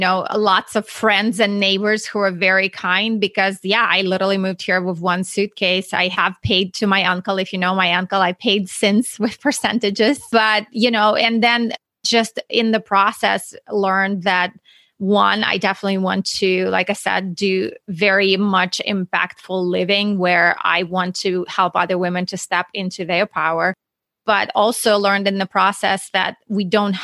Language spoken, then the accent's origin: English; Russia; English is a second language; moved away; if you hear my accent, I'm not from Texas. I'm actually from Russia.